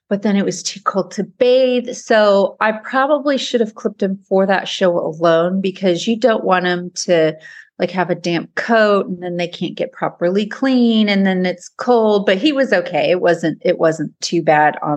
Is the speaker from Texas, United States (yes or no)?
yes; Kemp, Texas, United States; from Kemp, Texas.